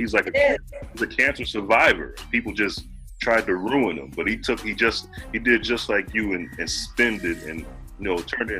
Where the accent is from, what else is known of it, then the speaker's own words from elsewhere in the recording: Chicago, Illinois, United States; I'm from Chicago.